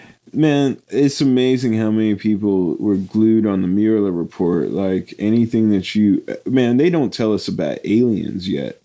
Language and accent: English; United States; I was American.